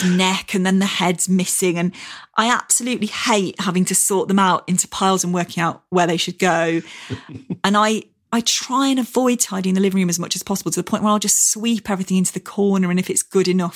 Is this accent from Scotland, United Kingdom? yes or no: no; near Cromford, East Midlands, United Kingdom; a bookshop near my hometown called Scarden Books in Cromford